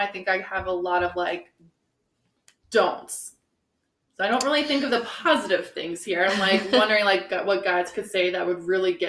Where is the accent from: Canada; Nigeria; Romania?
Romania; Transylvania; now in United States; I am from Transylvania, Romania. And yes, that is a real place.